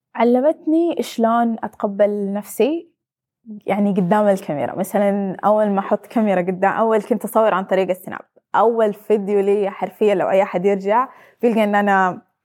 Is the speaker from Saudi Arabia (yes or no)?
yes; Saudi Arabia; انا بنت سعوديه